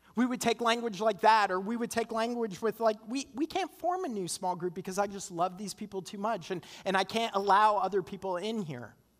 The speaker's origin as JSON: {"language": "English", "country": "Canada", "moved": "yes", "lives_now": "United States", "said": "I'm Canadian"}